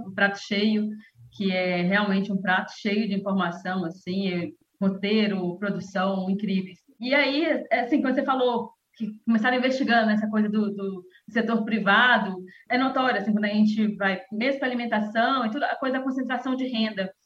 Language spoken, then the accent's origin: Portuguese; Conselheiro Pena, Minas Gerais, Brazil; eu venho do interior de Minas Gerais também, então, numa cidade